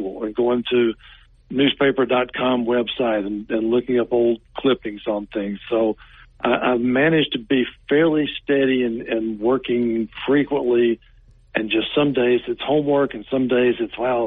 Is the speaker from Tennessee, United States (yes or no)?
yes; Chattanooga, Tennessee, United States; I grew up in Chattanooga